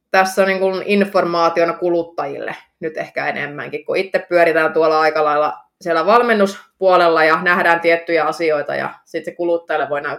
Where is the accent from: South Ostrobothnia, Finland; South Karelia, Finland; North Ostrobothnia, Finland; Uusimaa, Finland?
North Ostrobothnia, Finland; Oulu; Mä oon syntynyt Oulussa.